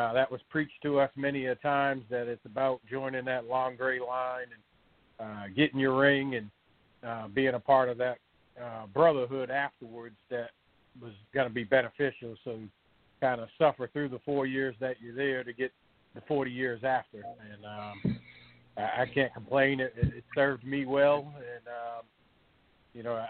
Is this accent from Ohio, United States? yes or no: no; Lynn, Massachusetts, United States; moved away as an adult; also born or lived in Charleston, South Carolina; now in South Carolina, United States; I grew up right outside of Boston in Lynn, Massachusetts